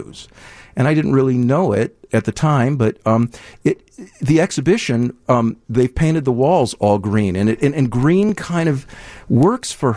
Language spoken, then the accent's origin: English; Deerfield, Illinois, United States; now in Evanston, United States; I grew up in Deerfield. I live in Evanston